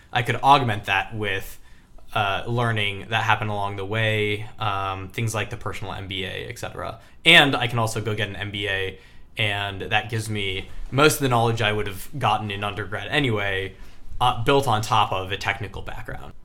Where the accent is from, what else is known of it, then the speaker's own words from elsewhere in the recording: Michigan, United States; moved away as an adult; also born or lived in Texas; Mackinac Island Fudge, which is a very Michigan ice cream. Also happens to be where I was born and raised